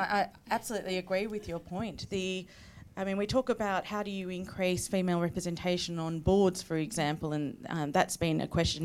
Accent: Victoria, Australia; I come from Victoria

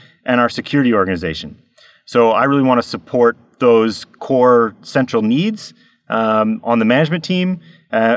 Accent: United States; moved away as an adult; now in Norway; I'm an American in Norway. I've been here for 13 years

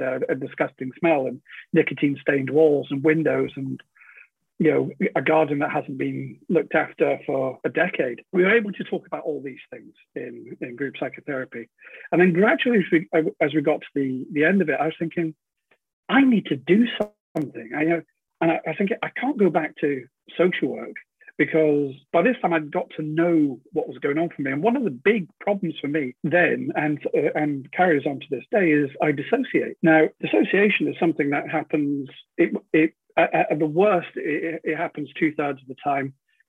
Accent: United Kingdom; Being British, people don't want to know other people's business.

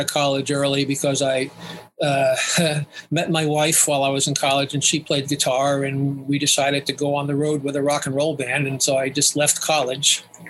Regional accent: Long Island, New York, United States; I grew up in New York, on Long Island.

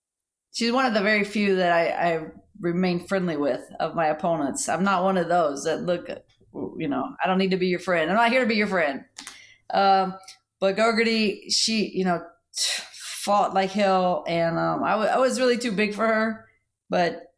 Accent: West Virginia, United States; my little town, but probably like in like half the state, West Virginia

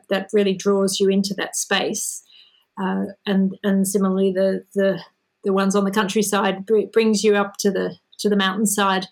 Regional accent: Melbourne, Victoria, Australia; Melbourne, which is my hometown where I live

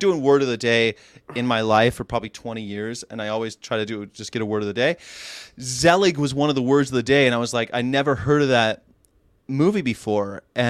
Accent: California, United States; I'm like, "I am. I'm from here. I'm from California."

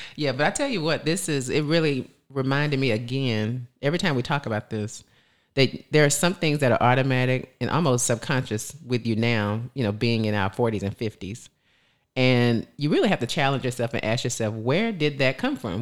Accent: the South, United States; We're from the South

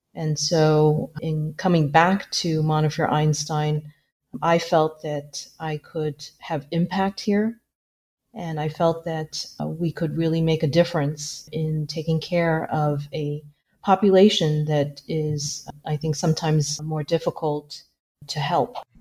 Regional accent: New York City, New York, United States; moved away as an adult; also born or lived in San Francisco; now in New York City, United States; I grew up really in the heart of New York City.

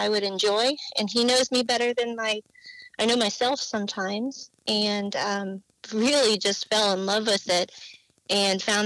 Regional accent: Illinois, United States; moved away as an adult; also born or lived in Southern California; now in California, United States; I am originally from Illinois. Grew up in the boonies on a cow farm

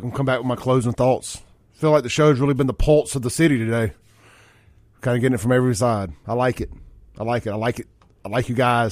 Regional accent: Jackson, Mississippi, United States; a Jacksonian

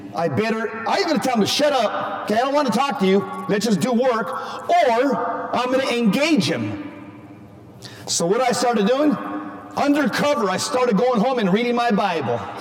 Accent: Southern California, United States; moved away as an adult; now in Phoenix, United States; I just moved from Southern California a year and a half ago

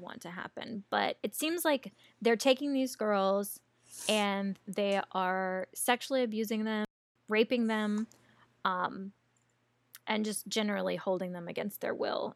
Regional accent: American South, Southern United States, United States; accent: Americanized Southern; my Americanized Southern accent

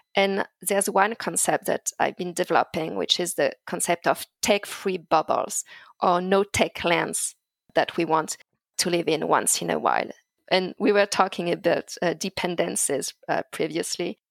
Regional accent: Paris suburbs, Île-de-France, France; as a teenager growing up in France, uh, in the Paris suburbs

